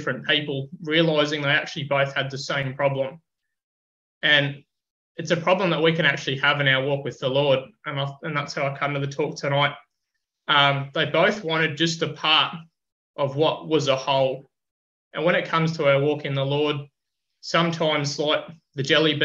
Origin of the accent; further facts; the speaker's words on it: Queensland, Australia; welcomed as a Queenslander